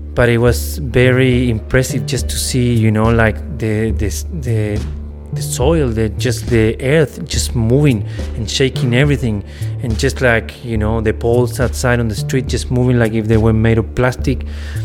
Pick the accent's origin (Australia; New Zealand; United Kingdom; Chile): Chile; English is a second language; Where are you from? Ah, yeah, I'm from Chile.